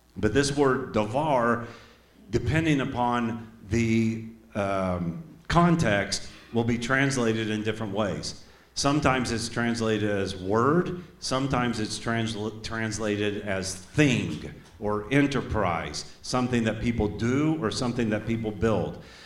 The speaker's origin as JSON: {"language": "English", "town": "Tulsa", "region": "Oklahoma", "country": "United States", "tie": "born or raised there", "also_born_or_lived": "Iowa", "accent": "southern", "moved": "yes", "said": "I was born in Tulsa, Oklahoma. And when I moved to Iowa for the first time, people said I sounded like a hick. They said, You got such a southern accent"}